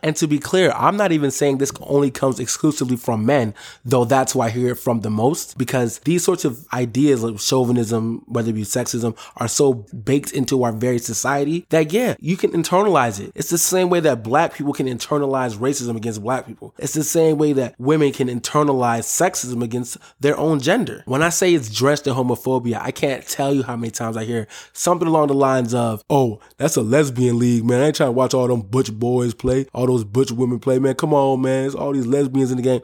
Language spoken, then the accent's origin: English; Minnesota, United States; my hometown squad